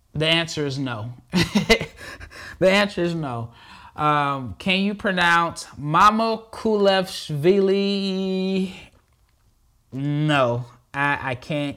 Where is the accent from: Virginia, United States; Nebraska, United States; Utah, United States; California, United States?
Nebraska, United States; I'm born and raised in Nebraska